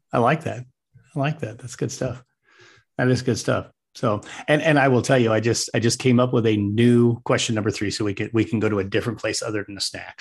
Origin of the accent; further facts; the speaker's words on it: Wyoming, United States; moved away as an adult; also born or lived in Arizona / Colorado; now in Nebraska, United States; I'm a Wyoming kid through and through. I do live in Nebraska. I'm not from Nebraska.